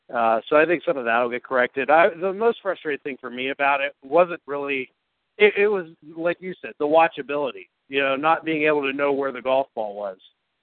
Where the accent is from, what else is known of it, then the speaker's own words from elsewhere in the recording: Youngstown, Ohio, United States; now in Columbus, United States; from Youngstown to Columbus